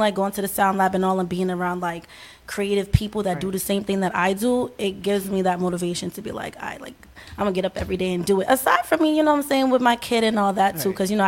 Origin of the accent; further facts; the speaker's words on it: Newark, New Jersey, United States; born there; now in Boston, United States; Newark, New Jersey.